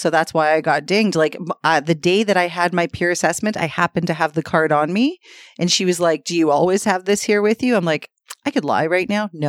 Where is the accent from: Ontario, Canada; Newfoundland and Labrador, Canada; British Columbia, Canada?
Ontario, Canada; Scarborough; I grew up in South Scarborough, and in 1989, I was five.